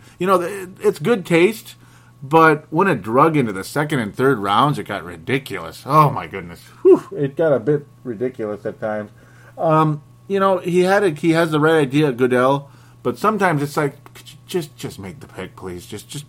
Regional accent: Iowa, United States; Because I'm from Iowa, too.

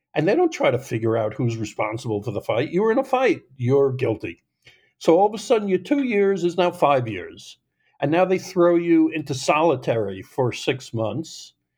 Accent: Long Island, New York, United States; I grew up in New York on Long Island

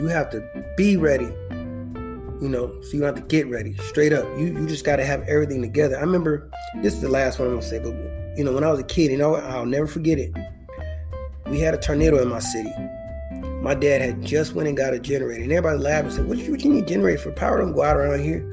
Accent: Indiana, United States; moved away as an adult; now in Texas, United States; I'm from Indiana

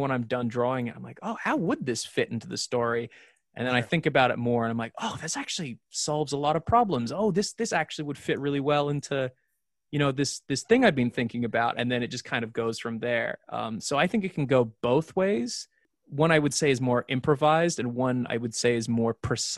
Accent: Australia; accent: mixed Irish-Australian; You know, like my accent, even back in Australia, was very bastardized and mixed and weird.

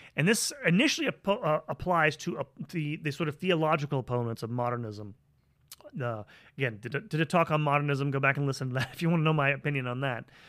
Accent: United States; I'm an American

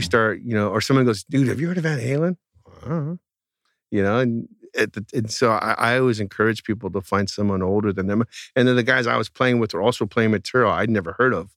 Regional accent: outside the Bay Area, California, United States; the town I grew up in outside the Bay Area was not in the Bay Area

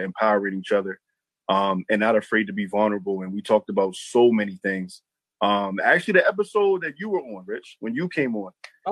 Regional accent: Baltimore, Maryland, United States; also born or lived in Harford County, Maryland; I'm actually from Baltimore, Maryland as well, via Harford County, via Harford County

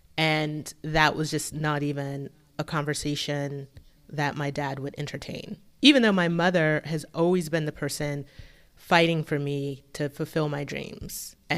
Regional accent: Florida, United States; So I grew up in a military family. My dad was in the Navy. And so we spent most of our time in Florida.

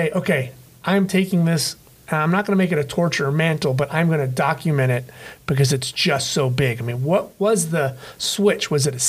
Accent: La Habra, California, United States; I grew up in La Habra

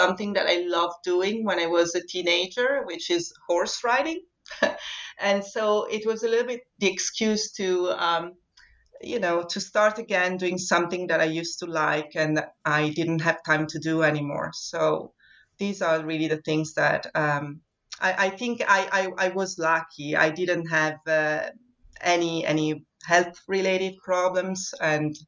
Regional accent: Vittorio Veneto, Veneto, Italy; moved away as an adult; also born or lived in Venice, Italy; now in Scotland; I was born in Vittorio Veneto, which is a very small town in the northeast of Italy

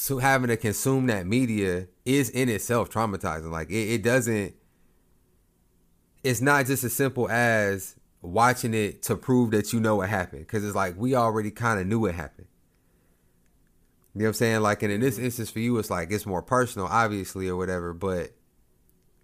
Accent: Lawton, Oklahoma, United States; I am from Lawton. Like, I have had mad encounters with Lawton Police Department.

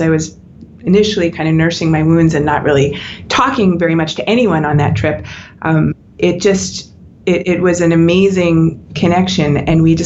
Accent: United States; I'm American

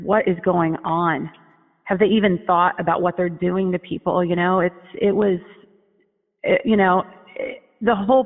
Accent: Fort Wayne, Indiana, United States; now in Sherman Oaks, United States; I was born in Fort Wayne, Indiana

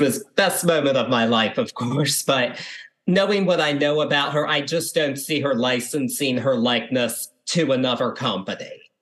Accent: Baltimore, Maryland, United States; I'm from the Baltimore area

